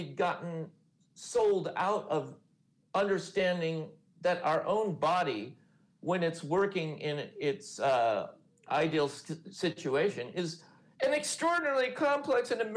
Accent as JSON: {"language": "English", "region": "California", "country": "United States", "tie": "born or raised there", "said": "I grew up in California surf culture in the 70s"}